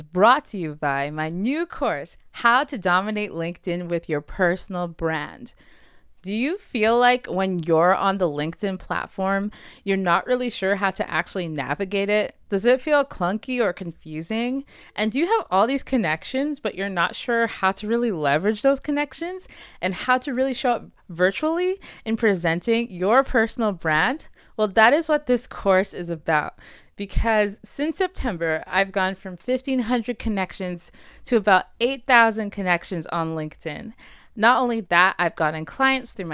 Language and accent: English; Saskatoon, Saskatchewan, Canada; someone I grew up with in Saskatoon